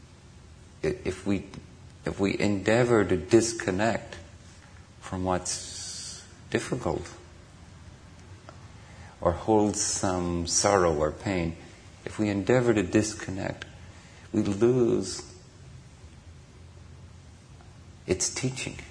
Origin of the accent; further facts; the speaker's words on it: Ireland; now in Redwood City, United States; I grew up in Ireland